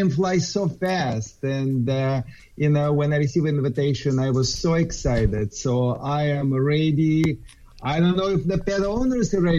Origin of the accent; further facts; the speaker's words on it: Southern California, United States; I am from Southern California